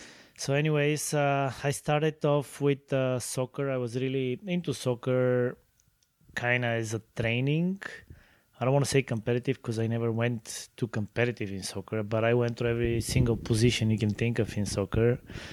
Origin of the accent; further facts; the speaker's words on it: Sofia, Sofia City, Bulgaria; Well, I was born and raised in Bulgaria, in the city of Sofia.